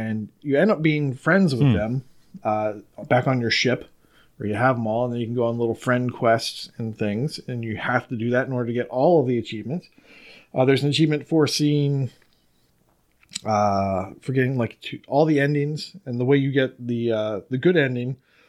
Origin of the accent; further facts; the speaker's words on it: Maryland, United States; I am from Maryland.